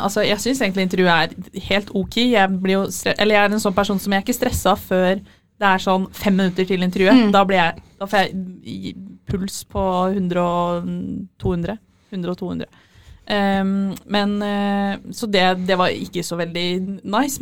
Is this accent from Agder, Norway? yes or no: no; Fredrikstad, Østfold, Norway; Jeg har ikke så veldig dialekt, jeg er fra Fredrikstad.